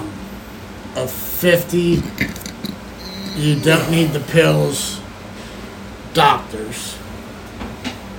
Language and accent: English; Canada; I'm Canadian